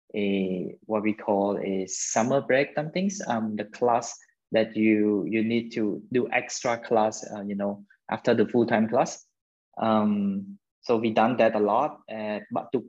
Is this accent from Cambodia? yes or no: yes; Phnom Penh, Cambodia; I was born in Phnom Penh City. And raised in Phnom Penh City, Cambodia as well